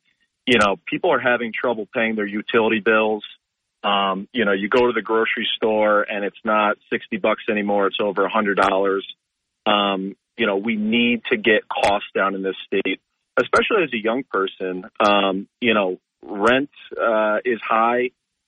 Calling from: Binghamton, New York, United States; Hey, Bob. … from Binghamton.

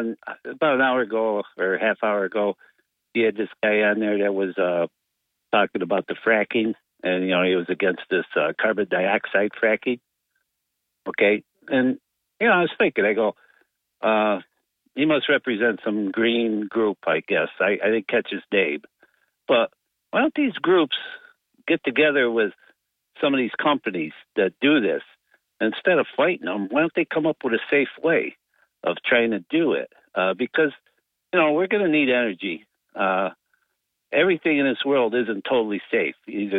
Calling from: Binghamton, New York, United States; … from Binghamton.

